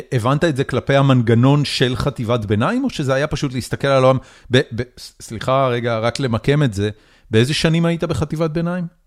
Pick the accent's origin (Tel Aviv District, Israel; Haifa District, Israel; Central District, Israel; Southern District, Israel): Haifa District, Israel; Haifa; גדלתי בחיפה